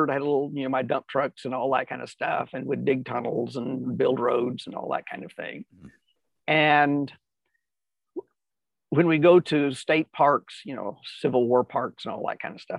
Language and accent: English; California, United States; also born or lived in Tennessee; I was born in Tennessee and eventually we moved to California.